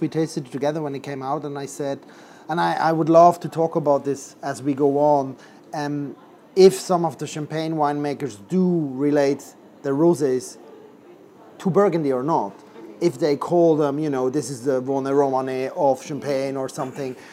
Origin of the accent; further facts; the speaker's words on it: Switzerland; now in London, United Kingdom; I come originally from Switzerland, where I grew up in a restaurant close to the French border